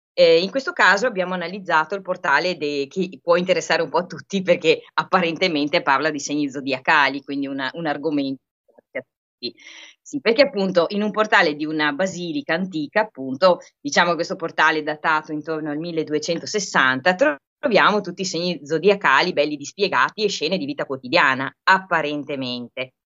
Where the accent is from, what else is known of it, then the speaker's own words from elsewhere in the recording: Vicenza, Veneto, Italy; moved away; essendo io vicentina di origini, poi insomma vabbè, ci spostiamo tutti molto